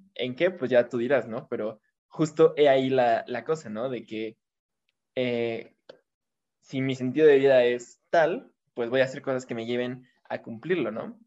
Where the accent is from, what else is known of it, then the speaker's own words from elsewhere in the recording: Toluca, State of Mexico, Mexico; yo igual soy de Toluca